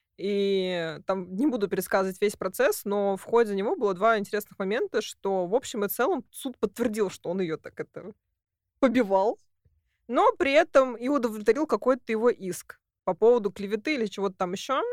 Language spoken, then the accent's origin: Russian; Russia; я из России